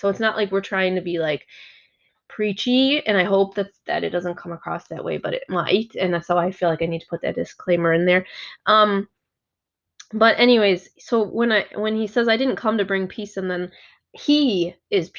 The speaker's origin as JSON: {"language": "English", "country": "Germany", "lives_now": "United States", "said": "I'm not from here natively. I came from Germany."}